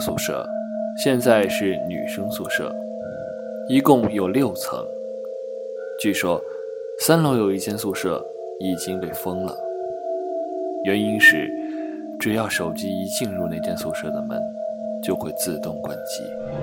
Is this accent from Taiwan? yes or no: no; northern China, China; moved away; also born or lived in Sichuan; 作为一个北方人